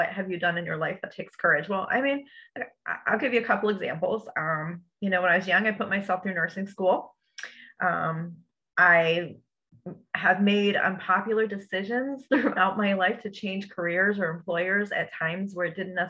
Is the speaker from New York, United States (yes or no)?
no; New Jersey, United States; now in Bradenton, United States; I'm a Jersey girl. I'm originally from New Jersey.